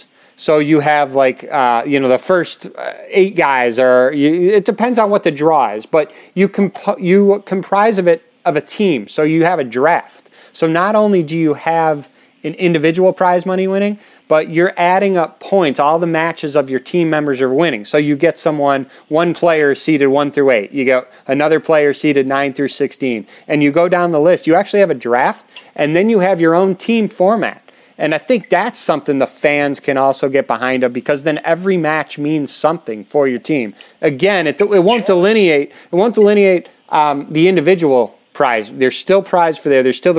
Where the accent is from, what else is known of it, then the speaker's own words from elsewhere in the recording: Chicago, Illinois, United States; and I'm from Chicago, as you know.